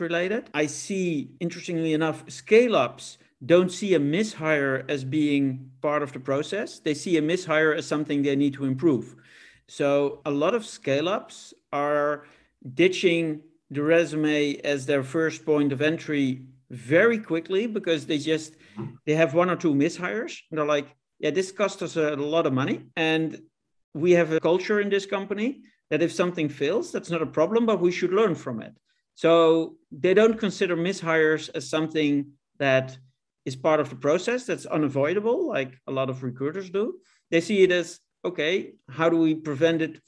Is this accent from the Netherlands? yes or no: yes; Netherlands; my home country of the Netherlands